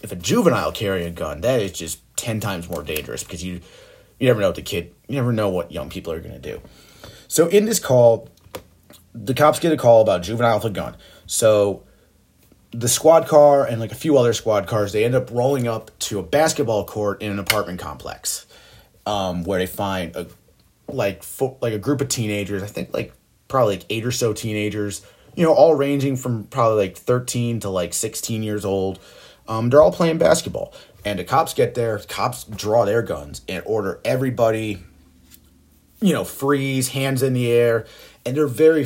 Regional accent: Buffalo, New York, United States; also born or lived in Orchard Park, New York; my hometown, Buffalo, New York.

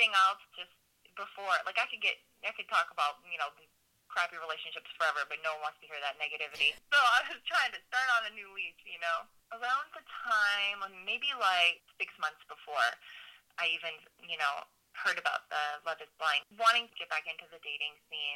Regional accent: Phillipston, Massachusetts, United States; I grew up in New England. So I'm from Massachusetts, this little town called Phillipston

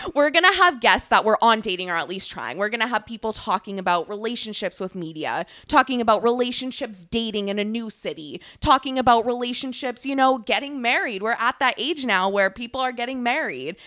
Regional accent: San Diego, California, United States; moved away as an adult; now in Maine, United States; I am from California

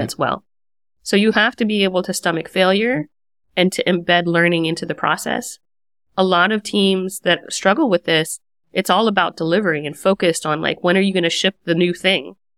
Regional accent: United States; moved away as an adult; also born or lived in Washington, D.C. metro area / San Francisco; now in Berlin, Germany; as an American

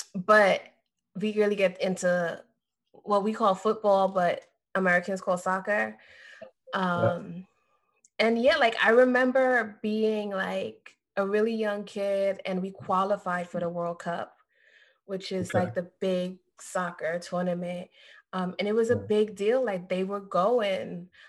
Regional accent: Trinidad & Tobago; now in Florida, United States; Because I'm Trinidadian.

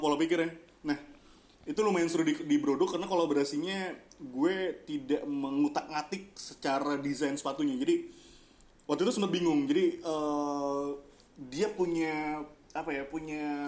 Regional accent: Jakarta, Indonesia; orang kita tuh orang Jakarta

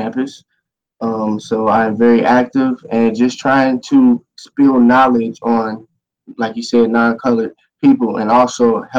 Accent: Chicago, Illinois, United States; I'm from Chicago, Illinois.

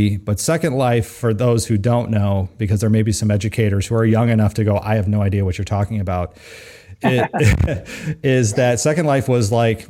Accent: California, United States; growing up in California

